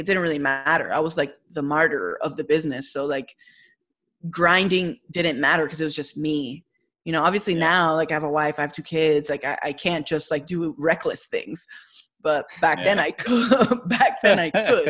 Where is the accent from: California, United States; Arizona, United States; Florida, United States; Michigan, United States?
Florida, United States; Kendall; I grew up there. I grew up by, like across the street from Country Walk